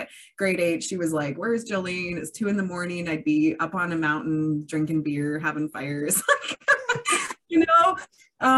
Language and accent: English; Kamloops, British Columbia, Canada; I was born and raised in Kamloops, so I know a lot of people around here